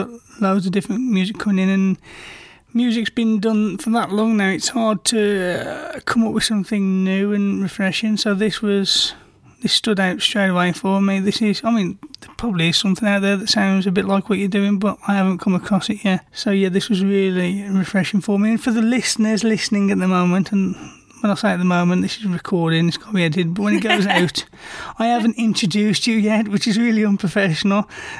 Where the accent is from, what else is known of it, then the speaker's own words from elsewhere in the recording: United Kingdom; I'm British, so we're not used to that sound anyway that you produce in America